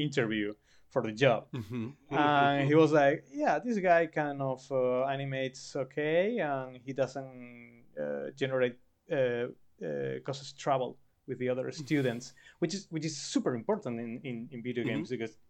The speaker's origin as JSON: {"language": "English", "region": "Canary Islands", "country": "Spain", "moved": "as an adult", "lives_now": "Barcelona, Spain", "said": "I come from Canary Islands that are small islands in the Atlantic Ocean that are parts of Spain"}